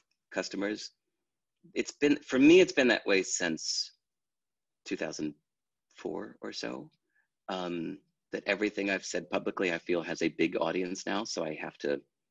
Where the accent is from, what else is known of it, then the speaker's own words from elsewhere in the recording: United States; Growing up in America